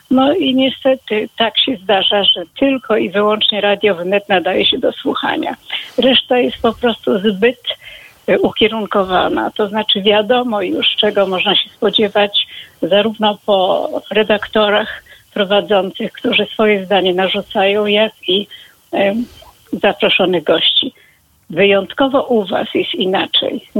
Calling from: Warsaw, Masovian Voivodeship, Poland; Dochodzi, dochodzi, bo jestem z Warszawy.

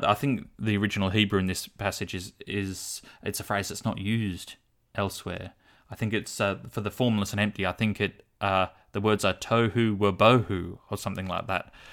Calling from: Launceston, Tasmania, Australia; I'm calling from Launceston, Tasmania

